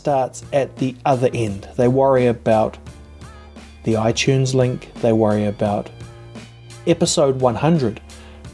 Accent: New Zealand; I'm a podcaster from New Zealand

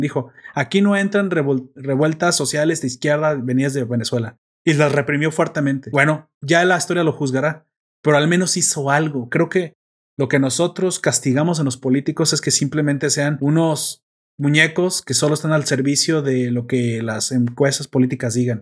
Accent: Mexico; yo soy mexicano

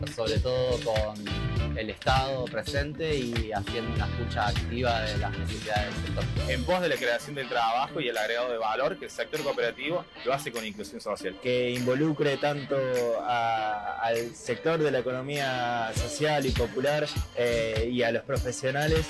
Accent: Argentina

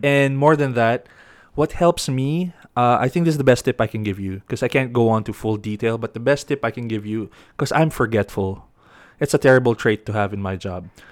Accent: Baguio, Cordillera Administrative Region, Philippines; I grew up in Baguio, so it's all, like, mountains and hills.

